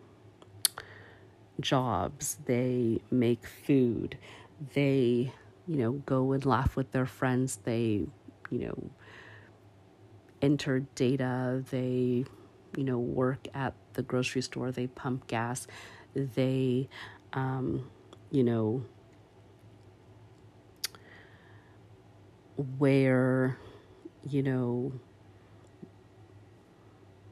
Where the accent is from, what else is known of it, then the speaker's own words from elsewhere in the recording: Canada; as a Canadian